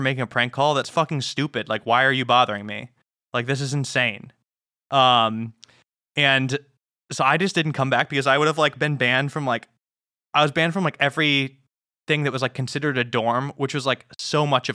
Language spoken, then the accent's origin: English; Illinois, United States; moved away as an adult; also born or lived in Montana; I'm from Illinois. I'm like, oh, there's no hills